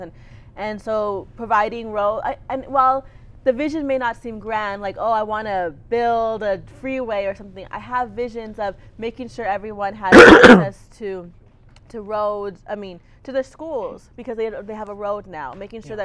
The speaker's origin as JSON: {"language": "English", "town": "Clint", "region": "Texas", "country": "United States", "tie": "born or raised there", "also_born_or_lived": "Austin, Texas", "said": "I grew up in Clint, Texas, which is a little bit outside of El Paso"}